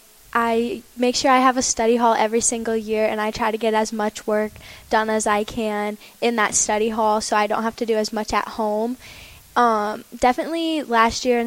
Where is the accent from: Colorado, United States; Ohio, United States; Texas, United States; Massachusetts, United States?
Ohio, United States; Perrysburg; I've been in Perrysburg my entire life